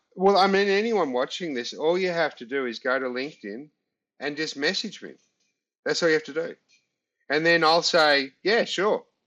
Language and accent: English; Australia; we're Aussie